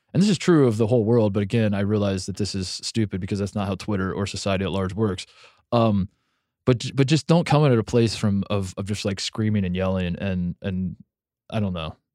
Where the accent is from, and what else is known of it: Midwest, United States; born or raised there; moved away as an adult; now in Los Angeles, United States